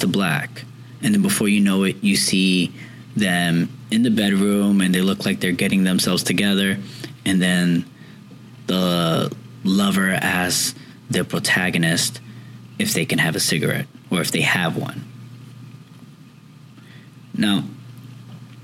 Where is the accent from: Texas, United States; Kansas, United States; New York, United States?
New York, United States; New York City; now I'm from New York. 9/11 was, as of this recording, was just a few days ago, and it always hits home to me. I was raised in Woodside houses, which is projects